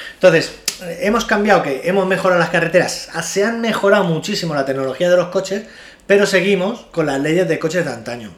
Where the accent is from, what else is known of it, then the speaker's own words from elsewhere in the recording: Spain; Somos españoles